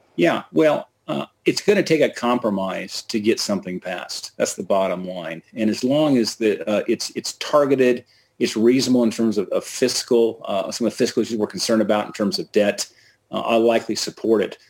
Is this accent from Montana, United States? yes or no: yes; Bozeman, Montana, United States; my hometown of Bozeman, Montana.